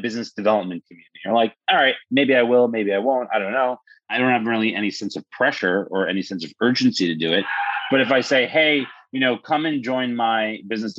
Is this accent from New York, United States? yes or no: yes; New York City, New York, United States; now in Florida, United States; Born and raised in New York City